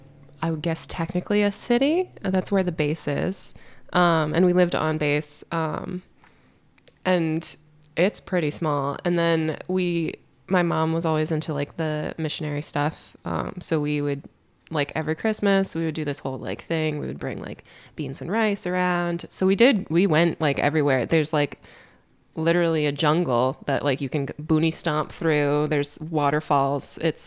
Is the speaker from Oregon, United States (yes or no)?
no; Charleston, South Carolina, United States; born there; I was born in Charleston, South Carolina. I don't remember it. We moved to...